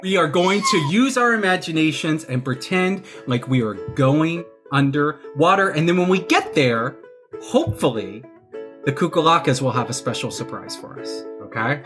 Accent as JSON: {"language": "English", "region": "Texas", "country": "United States", "tie": "born or raised there", "moved": "yes", "lives_now": "New York City, United States", "said": "I'm from Texas. That's where I was born"}